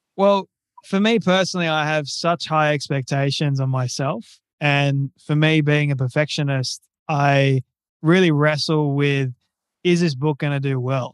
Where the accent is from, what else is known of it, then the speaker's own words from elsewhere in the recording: Australia; I'm Australian and I'm twenty-five years old at the moment.